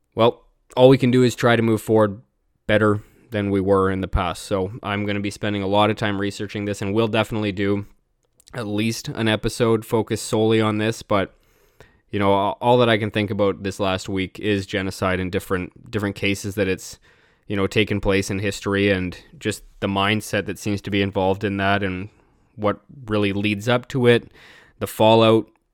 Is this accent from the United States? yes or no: no; British Columbia, Canada; even me as a Canadian